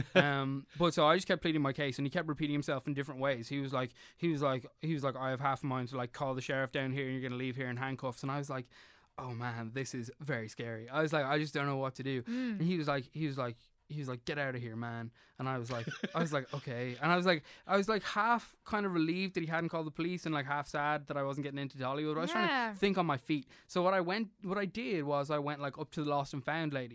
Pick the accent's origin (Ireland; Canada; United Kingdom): Ireland; I'm Irish